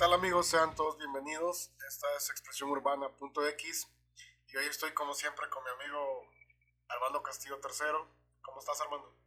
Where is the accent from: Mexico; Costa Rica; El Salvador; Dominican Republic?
El Salvador; moved away; yo como salvadoreño